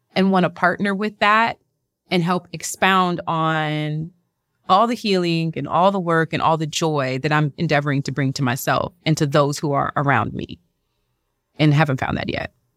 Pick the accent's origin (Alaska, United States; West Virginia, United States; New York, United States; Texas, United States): Texas, United States; Houston; moved away; also born or lived in Lake Charles, Louisiana; I'm from the South, I'm from, uh, Louisiana, raised in Houston, Texas.